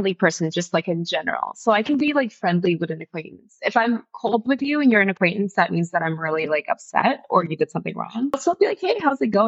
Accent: Winnipeg, Manitoba, Canada; moved away; I grew up in Winnipeg

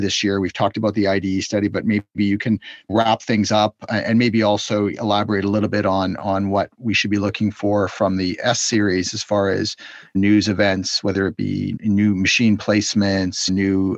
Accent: Canada; as a Canadian

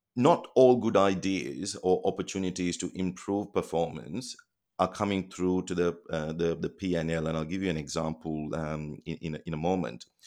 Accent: Colombo, Western Province, Sri Lanka; moved away as an adult; now in Australia; I was born in Colombo, Sri Lanka

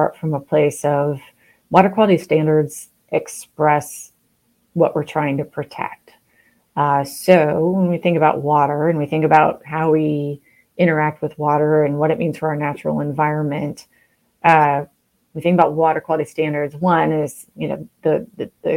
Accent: Pacific Northwest, a small town in the state of Washington, United States; now in Oregon, United States; I grew up in the Pacific Northwest in a small town that really was at the foothills of a timber industry, was adjacent to a lot of really prime agricultural land. It was also a place in the state of Washington growing up in the 70s and the early 80s

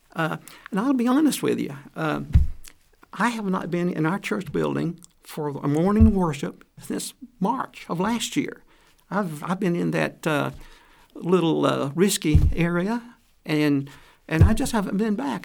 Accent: Atlanta, Georgia, United States; moved away; I'm from Atlanta, Georgia

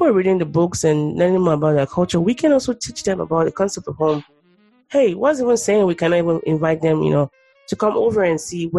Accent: Nigeria; now in United States; growing up in Nigeria, I already had this stereotype about black people, you know.

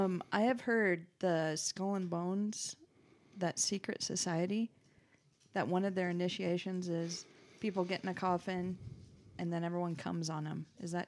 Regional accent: United States; born there; Well, because I was born in America, and you're just born with sass.

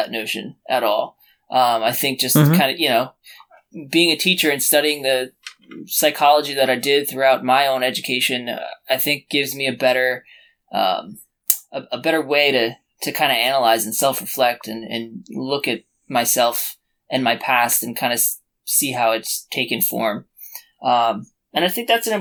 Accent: New Jersey, United States; I grew up in New Jersey, not two towns from where I live now, three towns where I live now

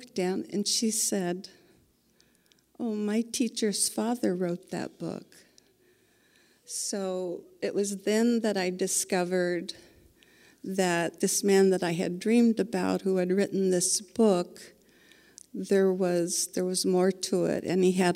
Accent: Indiana, United States; I was born and raised in Indiana. I'm a Hoosier

